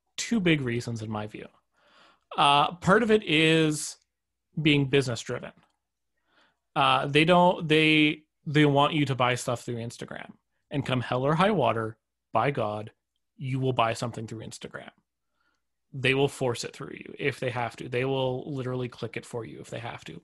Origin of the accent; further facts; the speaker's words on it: Canada; I'm actually Canadian